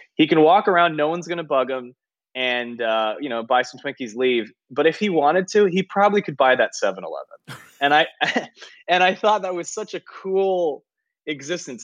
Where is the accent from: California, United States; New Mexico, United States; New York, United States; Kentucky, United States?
California, United States; San Francisco Bay Area; moved away; it was in the Bay Area.